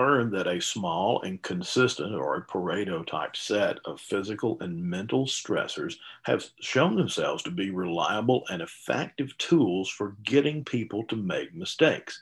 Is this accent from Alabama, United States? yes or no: yes; Alabama, United States; I grew up in Alabama, not Canada